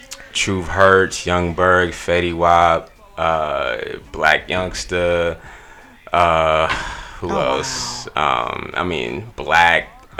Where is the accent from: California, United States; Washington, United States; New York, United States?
New York, United States; New York City; Well, I'm from New York. From Queens, New York. Yeah, New York in the building.